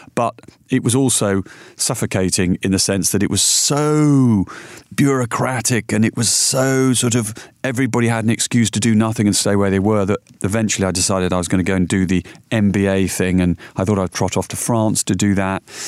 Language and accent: English; Yorkshire and the Humber, United Kingdom; moved away; also born or lived in London; I was brought up in Yorkshire